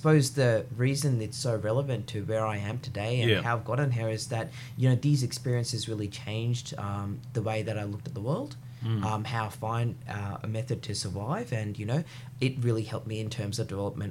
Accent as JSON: {"language": "English", "town": "Brisbane", "region": "Queensland", "country": "Australia", "tie": "born or raised there", "also_born_or_lived": "Wellington, New Zealand / Munich, Germany", "said": "after I was in Germany, my parents decided to move to Brisbane, and I've really come to love Brisbane. Yes. You know, I did my primary schooling here"}